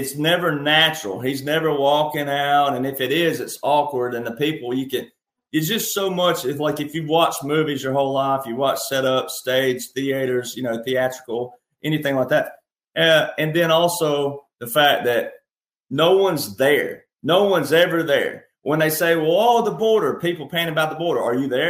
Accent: the South, United States; I'm a Southerner.

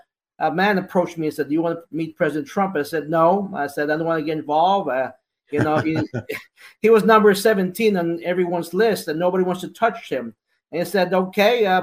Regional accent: United States; I'm an American

